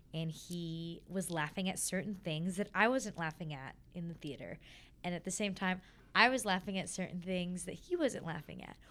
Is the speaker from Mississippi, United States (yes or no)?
no; California, United States; growing up in California, um, in a pretty, you know, well off neighborhood